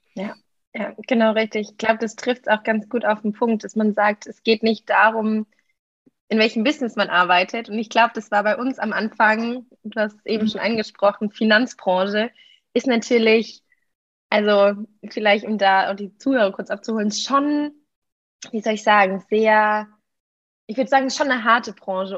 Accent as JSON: {"language": "German", "country": "Germany", "moved": "as an adult", "lives_now": "Lisbon, Portugal", "said": "ich komme ursprünglich aus Deutschland, klar. Ähm, ich lebe aber momentan in Lissabon und studiere hier"}